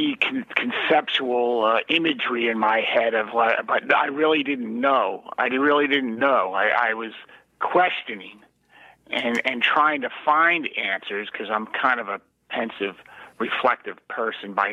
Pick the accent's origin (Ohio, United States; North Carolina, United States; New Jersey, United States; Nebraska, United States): New Jersey, United States; South Orange; I grew up in South Orange, New Jersey, Essex County